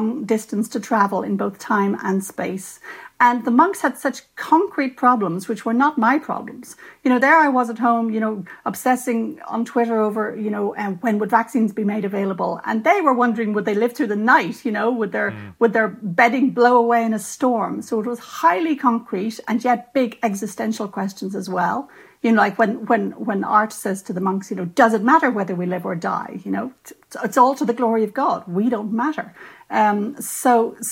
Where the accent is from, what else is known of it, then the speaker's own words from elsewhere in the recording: Ireland; as an Irish writer and a lapsed Catholic